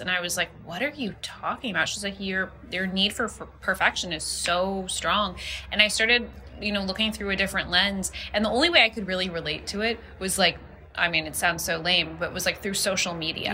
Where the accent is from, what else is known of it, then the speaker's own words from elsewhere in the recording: Los Angeles, California, United States; I grew up in Los Angeles. I grew up in Hancock Park